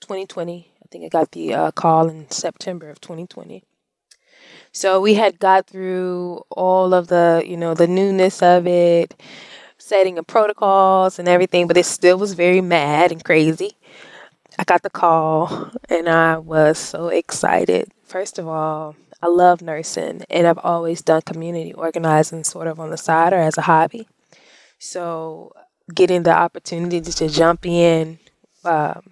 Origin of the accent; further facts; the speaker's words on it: Columbus, Mississippi, United States; I grew up in Columbus, Mississippi